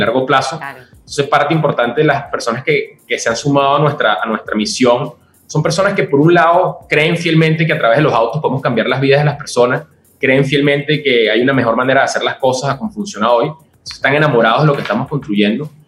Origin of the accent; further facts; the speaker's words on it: Venezuela; moved away as an adult; also born or lived in Colombia; now in Mexico; Yo soy venezolano y he estado viviendo por todo el mundo en los últimos 10 años